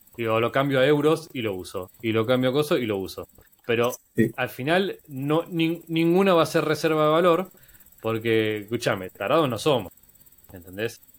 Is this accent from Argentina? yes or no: yes; Argentina; En Argentina somos como el conejito, somos como el canario de la mina